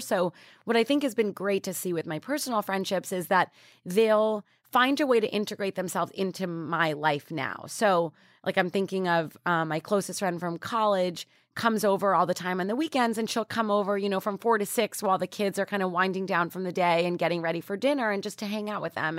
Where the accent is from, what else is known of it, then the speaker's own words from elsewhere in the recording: New York, United States; I grew up in New York